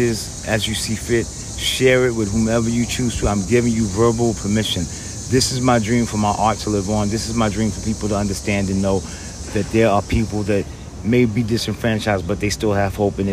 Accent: New York City, New York, United States; I'm from the Bronx

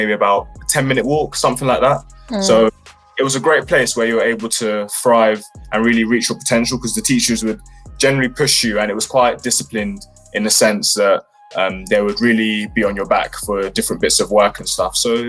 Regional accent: London, United Kingdom; I grew up in West London around Ealing, Acton area, and it was quite fairly chilled

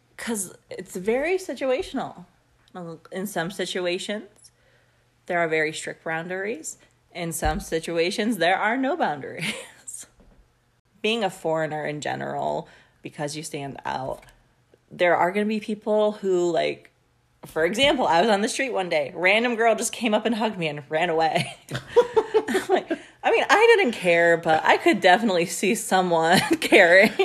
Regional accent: United States; as an American

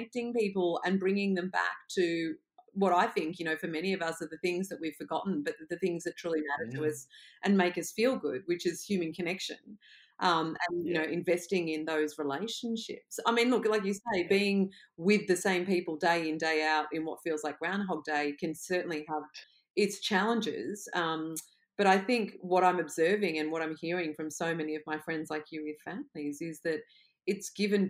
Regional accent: Australia; as an Australian

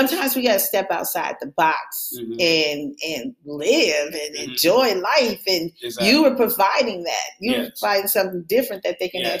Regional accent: York, Alabama, United States; I was born in Alabama.

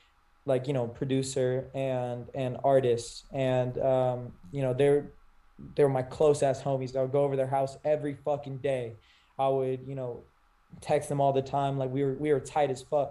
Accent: California, United States; moved away as an adult; I grew up in Cali. I only moved here a couple years ago

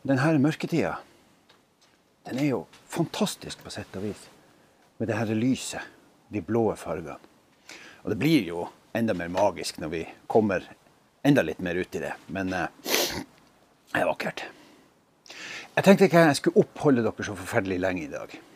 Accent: Skjervøy, Troms, Norway; Jeg er hjemme på Skjervøy

